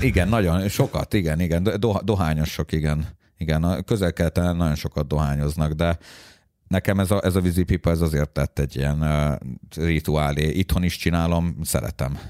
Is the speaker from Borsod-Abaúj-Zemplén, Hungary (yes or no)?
no; Budapest, Hungary; én Budapestről az ötödik kerületből eljöttem